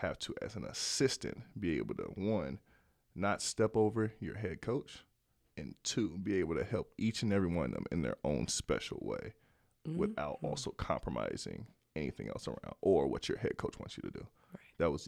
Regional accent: Omaha, Nebraska, United States; also born or lived in Loveland, Colorado; I mean, I'm from Omaha.

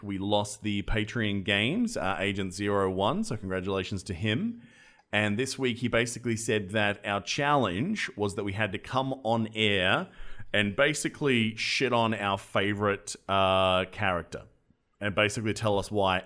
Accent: Australia; I'm an Australian

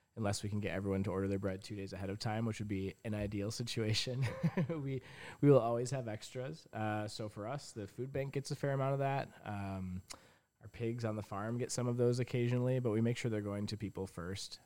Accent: Grand Rapids, Michigan, United States; moved away as an adult; also born or lived in Toronto, Canada; now in Port Hope, Canada; I grew up in Grand Rapids, Michigan

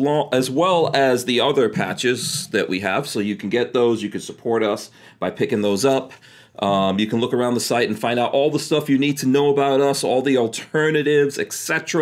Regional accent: New York, United States; accent: New York; moved away; also born or lived in Virginia; I did grow up in New York

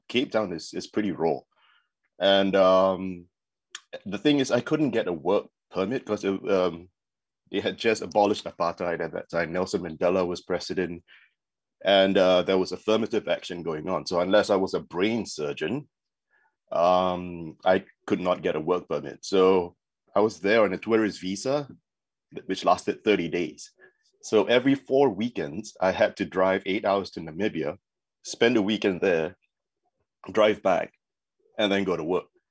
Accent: Singapore; moved away as an adult; also born or lived in South Africa; now in Shanghai, China; I'm originally from Singapore

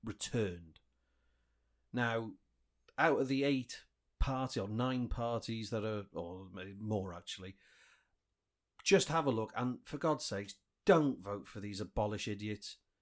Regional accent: Wales, United Kingdom; we've enjoyed in Wales, like free prescriptions and, you know, our education system

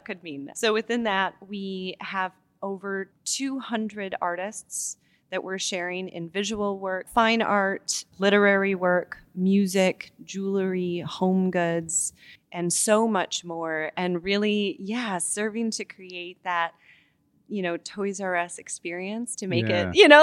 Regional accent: Michigan, United States; I grew up in Michigan

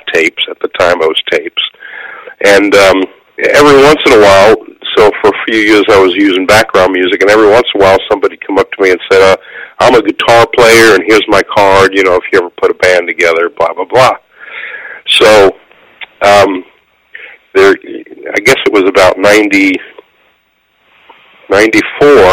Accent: New York City, New York, United States; moved away as an adult; also born or lived in Pigeon Forge, Tennessee; I'm originally from New York City

